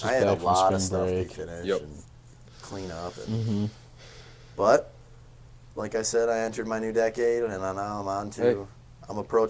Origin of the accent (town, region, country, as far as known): Clarkston, Michigan, United States; born or raised there